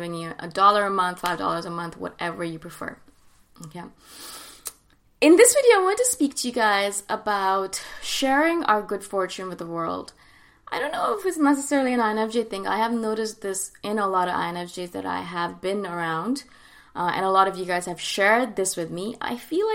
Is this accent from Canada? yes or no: yes; Canada; instead of living and growing up in India, I grew up and lived in Canada